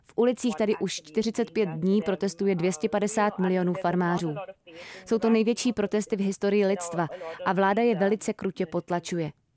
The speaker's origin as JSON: {"language": "Czech", "country": "India", "also_born_or_lived": "Mumbai", "said": "u nás v Indii"}